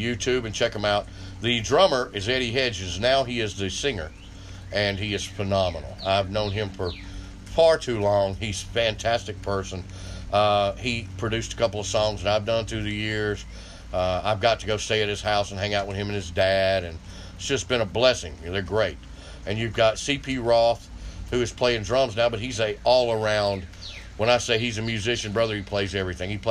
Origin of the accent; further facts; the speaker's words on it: United States; I'm in America. I'm American